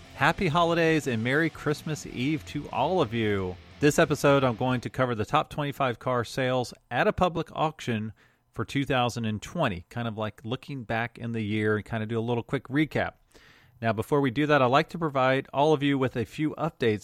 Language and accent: English; Jacksonville, Florida, United States; I grew up in Jacksonville, just not that far away